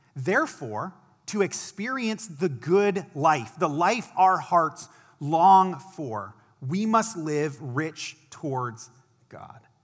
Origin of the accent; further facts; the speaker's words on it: Akron, Ohio, United States; I was an intern at a church in my hometown of Akron, Ohio